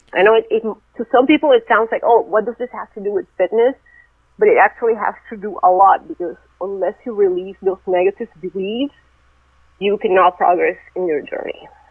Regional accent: Venezuela; moved away as an adult; also born or lived in Russia; now in United States; I was born in Russia, but when I was really young, I moved to Venezuela, and that's where I grew up

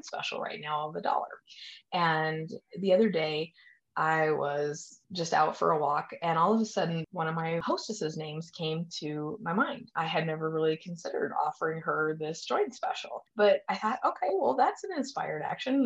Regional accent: Colorado, United States; we are from Colorado

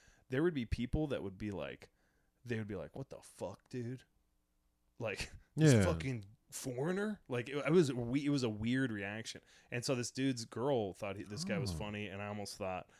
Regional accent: United Kingdom; accent: British; me and thinks that I'm either faking a British accent or they just have a real problem with me because I'm British.

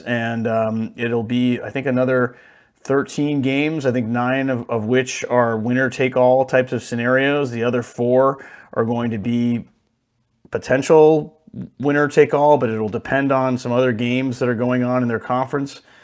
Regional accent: Connecticut, United States; Trinity, my home state

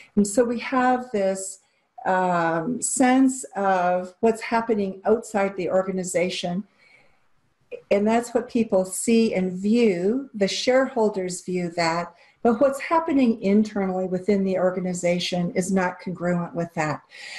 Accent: Japan; I grew up in Japan, and so I understand some of the nuances of working cross-culturally

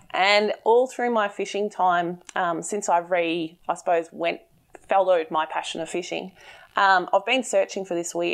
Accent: Bendigo, Victoria, Australia; I'm from Bendigo.

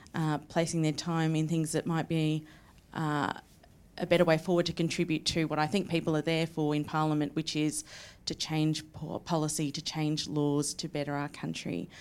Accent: Victoria, Australia; I come from Victoria

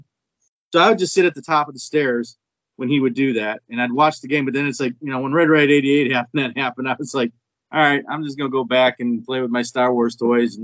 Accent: Twinsburg, Ohio, United States; I grew up in Twinsburg

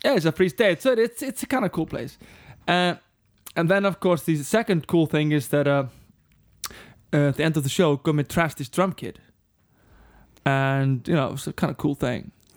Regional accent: Reykjavík, Capital Region, Iceland; We grew up on the other side of the lake. Breiðholt

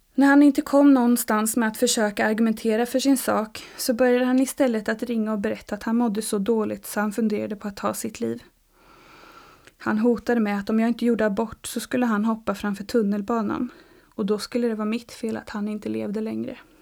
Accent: Uppsala, Uppsala County, Sweden; also born or lived in Stockholm; now in Sävsjö, Sweden; Född och uppvuxen i Uppsala

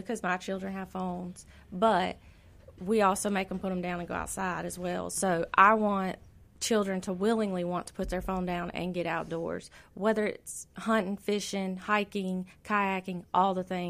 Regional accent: Florida, United States; Well, I'm from Florida, so I like the sun. I like the heat. And I complain all winter long.

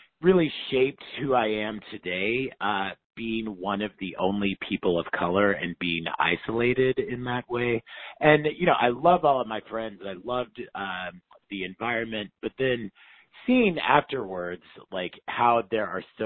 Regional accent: Tulsa, Oklahoma, United States; moved away as an adult; also born or lived in North Carolina / Philadelphia, Pennsylvania / Michigan; now in New York, United States; I grew up in Oklahoma, and my mom is from Wewoka, Oklahoma, the capital of the Seminole Nation

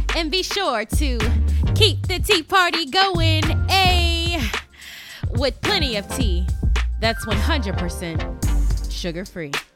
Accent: Las Vegas, Nevada, United States; moved away; I'm from Las Vegas originally

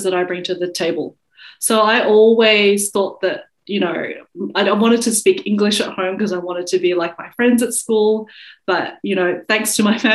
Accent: Australia; accent: Australian; I'd have an Australian accent

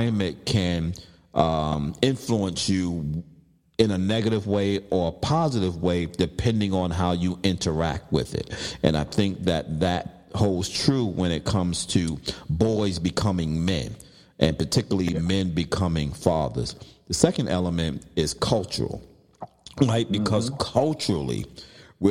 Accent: New York City, New York, United States; I was growing up in Brooklyn

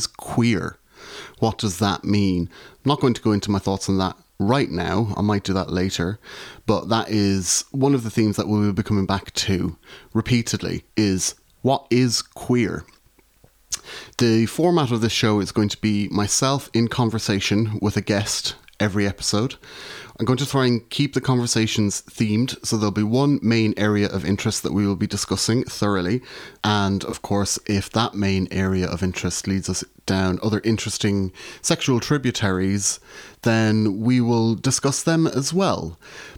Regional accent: Ireland; moved away as an adult; also born or lived in Glasgow, Scotland; now in Salford, United Kingdom; was originally born and raised in Ireland. I am still an Irish citizen, but I now live in the UK, in Salford, which is a part of Greater Manchester.

